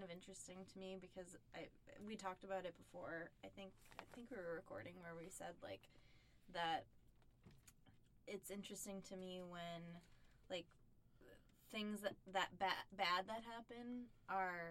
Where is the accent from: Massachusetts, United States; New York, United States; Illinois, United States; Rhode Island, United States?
Massachusetts, United States; West Bridgewater; I grew up in West Bridgewater